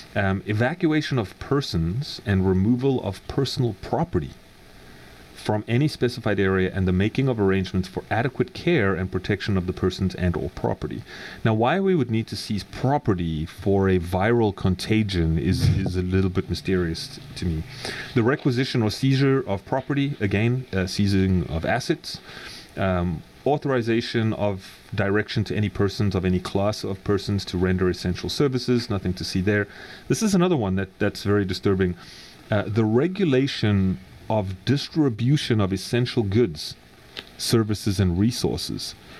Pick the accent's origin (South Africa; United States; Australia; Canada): South Africa; moved away; I come from South Africa